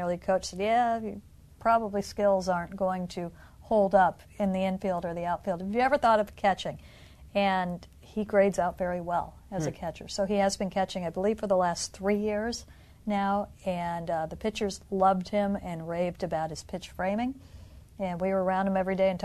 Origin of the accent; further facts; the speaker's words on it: Illinois, United States; moved away; I grew up in Illinois